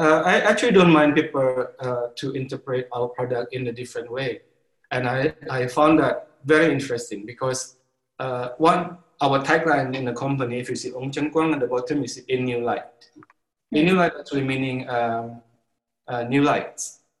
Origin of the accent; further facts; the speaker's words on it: Sumatra, Indonesia; born there; now in Bali, Indonesia; I live in Bali. I consider Bali is actually my home now. But like you said, I was born in Sumatra.